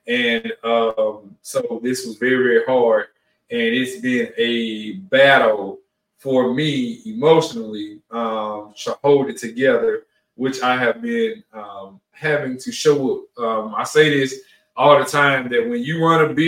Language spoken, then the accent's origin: English; New Orleans, Louisiana, United States; also born or lived in Mississippi; I'm from Mississippi. I grew up in New Orleans